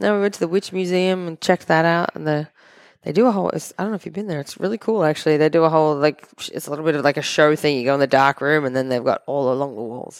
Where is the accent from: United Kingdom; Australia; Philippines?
Australia; moved away; we're from Australia